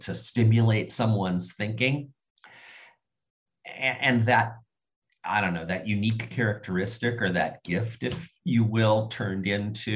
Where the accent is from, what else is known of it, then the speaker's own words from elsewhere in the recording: Southern California, United States; moved away as an adult; also born or lived in Bay Area, California; now in Seattle, United States; I grew up in Southern California. My parents, both native Californians